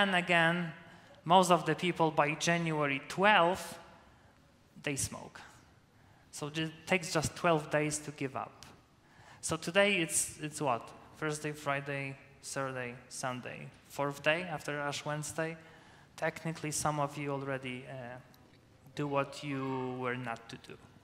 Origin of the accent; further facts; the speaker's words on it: Poland; first language Polish; English is a second language; moved away as an adult; now in United States; my native language is Polish